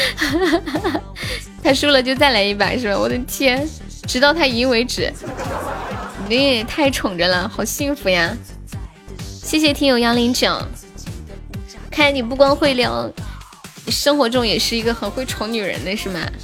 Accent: China; 我们中国人有存钱的意识

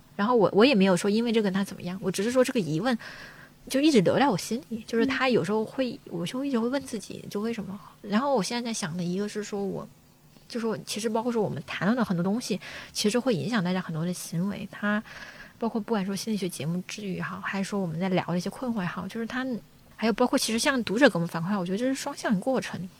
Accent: Guangxi, China; now in Beijing, China; 我要回广西，因为我老家是广西人

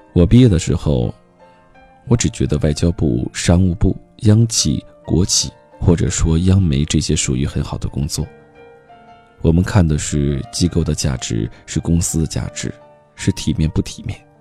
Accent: Heilongjiang, China; 我的家乡黑龙江

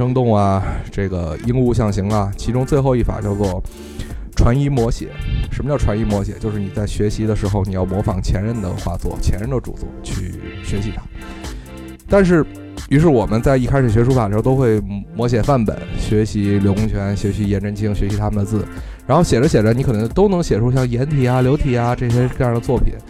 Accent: China; 我们其实生活在两个完全不同的文化体系中，我们说中国话，这个这个写中国字

